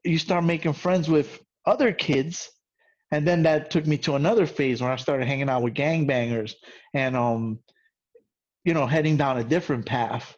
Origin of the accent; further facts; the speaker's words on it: New York City, New York, United States; also born or lived in Brooklyn; now in Queens, New York City, United States; I live in Queens. I'm from the Bronx